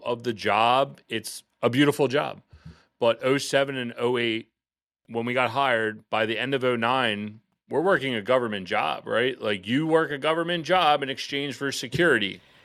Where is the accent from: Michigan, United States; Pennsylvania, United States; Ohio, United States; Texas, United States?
Pennsylvania, United States; outside of Philadelphia; moved away as an adult; now in Baltimore, United States; me and my business partner and I, we grew up outside of Philadelphia